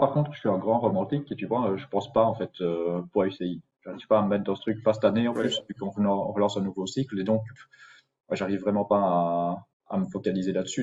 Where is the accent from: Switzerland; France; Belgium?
Belgium; en tant que Belges